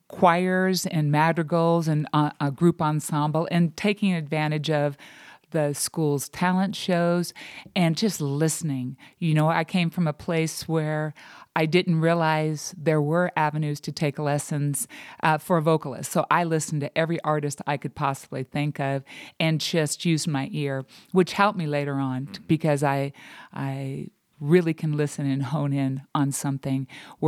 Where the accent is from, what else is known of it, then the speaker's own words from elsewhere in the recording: Buena Park, California, United States; Originally, I'm from Buena Park, California.